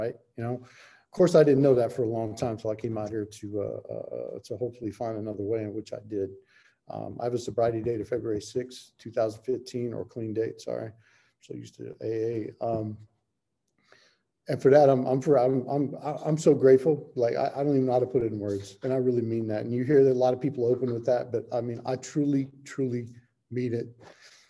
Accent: South Florida, United States; moved away as an adult; now in California, United States; I'm from South Florida originally. A treatment brought me out here to California.

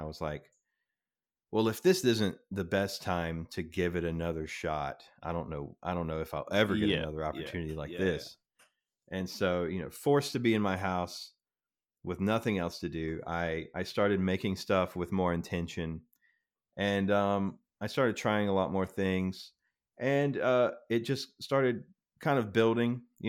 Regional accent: the South, United States; I grew up in the South watching country music videos every morning before we went to school.

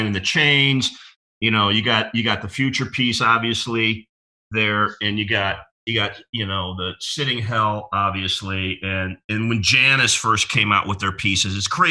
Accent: Chicago, Illinois, United States; moved away as an adult; also born or lived in Three Rivers, Michigan; now in Clearwater Beach, United States; I'm from Chicago, love Chicago, and I recently relocated down to Clearwater Beach

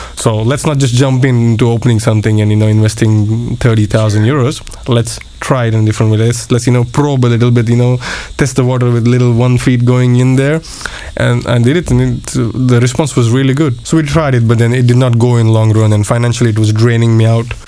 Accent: Mumbai, Pune, Maharashtra, India; moved away as an adult; also born or lived in Switzerland / United Kingdom / Košice, Slovakia; now in Bratislava, Slovakia; born and brought up in India, uh, in the in the West

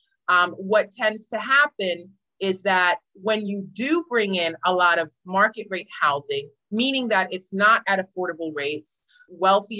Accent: New York City, New York, United States; also born or lived in Harlem; I'm a native New Yorker. I'm from Brooklyn, but I briefly lived in Harlem right around that area.

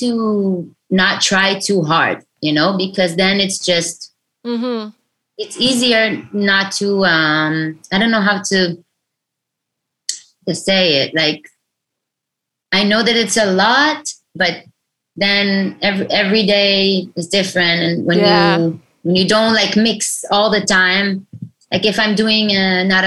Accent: Israel; I'm from Israel and I'm a female

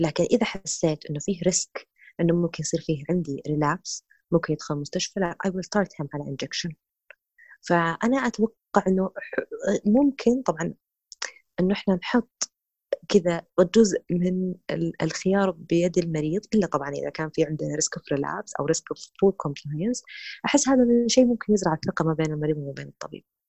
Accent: Saudi Arabia; هنا عندنا في السعوديه

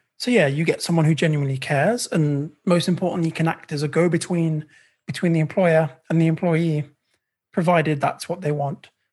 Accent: England, United Kingdom; moved away as an adult; now in Canada; I'm British Indian

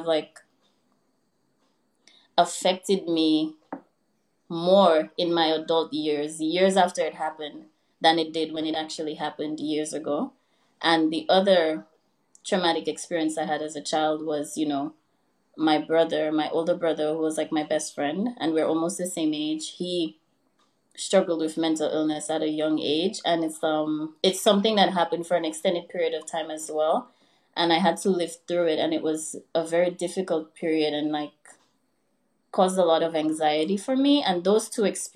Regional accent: Dominica; moved away as an adult; also born or lived in Louisiana, United States; now in New York, United States; I was born and raised in Dominica. I went to high school and college back home.

